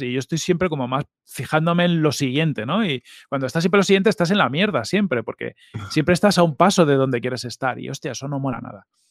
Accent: Fuenlabrada, Community of Madrid, Spain; also born or lived in Mallorca / Mahón, Menorca / Arenys de Mar, Catalonia / Galicia (parents); vivimos hasta que yo tuve los siete años en Arenys de Mar. O sea, yo, yo sí que tengo como recordatorio de, de vivir cerca de la playa. Y luego ya nos vinimos a Madrid, a Fuenlabrada

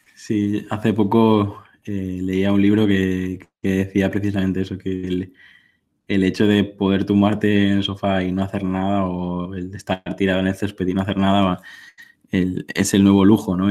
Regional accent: Mallorca, Balearic Islands, Spain; yo vivo en, en Mallorca, soy, soy mallorquín

